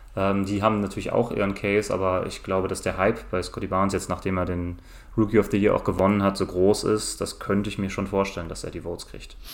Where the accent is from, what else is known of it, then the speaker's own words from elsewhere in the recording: Cologne, North Rhine-Westphalia, Germany; Köln ist meine Heimatstadt